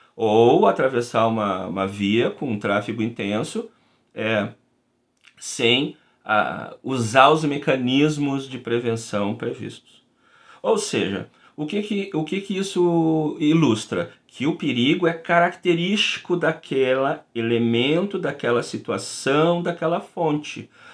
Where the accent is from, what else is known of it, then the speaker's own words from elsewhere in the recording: Rio Grande do Sul, Brazil; eu sou aqui do Rio Grande do Sul